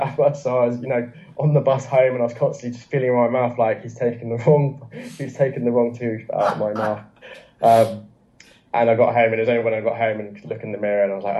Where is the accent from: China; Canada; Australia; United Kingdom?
China; English is a second language; the context is that I couldn't speak any English. I'm still a China baby. I'm still very much a China baby.